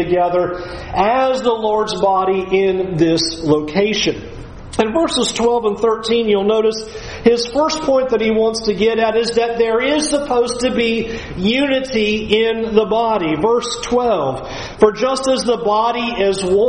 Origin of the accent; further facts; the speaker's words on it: California, United States; moved away; I'm from California